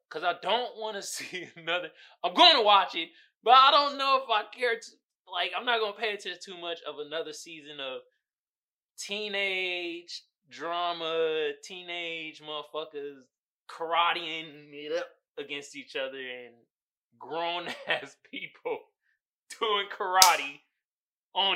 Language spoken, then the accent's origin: English; Oakland, California, United States; I'm from Oakland.